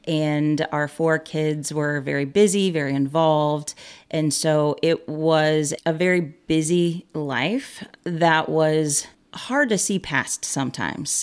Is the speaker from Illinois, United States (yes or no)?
yes; Monticello, Illinois, United States; I am born and raised in Monticello, Illinois, and that is where I currently reside